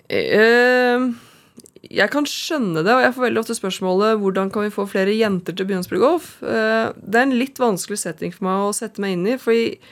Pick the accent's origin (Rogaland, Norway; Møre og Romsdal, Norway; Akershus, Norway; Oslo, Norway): Oslo, Norway; har vokst opp her i Oslo, eh, et sted som heter Holmendammen